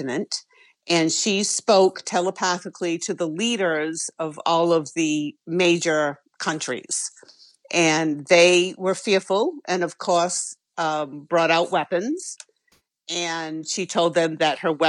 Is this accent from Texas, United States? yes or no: no; Westport, Massachusetts, United States; I grew up in Westport, Massachusetts, and my parents had acres of land